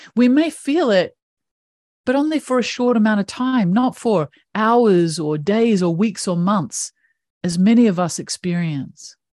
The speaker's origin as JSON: {"language": "English", "country": "New Zealand", "tie": "born or raised there", "said": "I have this funky little accent that comes from one of the most beautiful countries in the world. I grew up in New Zealand"}